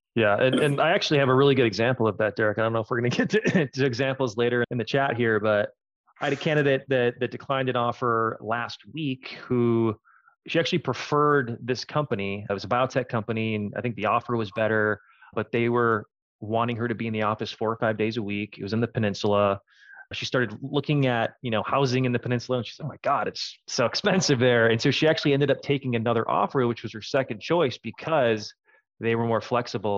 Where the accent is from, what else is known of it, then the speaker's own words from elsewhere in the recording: Minneapolis, Minnesota, United States; moved away as an adult; now in San Francisco, United States; I'm a Minnesota native